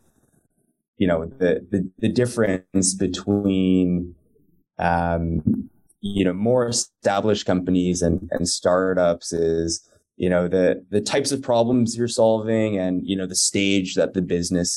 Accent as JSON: {"language": "English", "town": "Toronto", "region": "Ontario", "country": "Canada", "tie": "born or raised there", "also_born_or_lived": "New York City / San Francisco", "moved": "as an adult", "lives_now": "Los Angeles, United States", "said": "I was born and raised out in Toronto as well, went to school out there"}